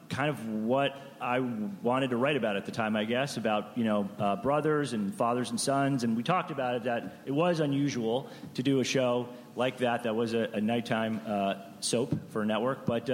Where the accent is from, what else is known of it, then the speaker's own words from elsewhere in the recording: Providence, Rhode Island, United States; moved away as an adult; also born or lived in California; I was from Providence, Rhode Island.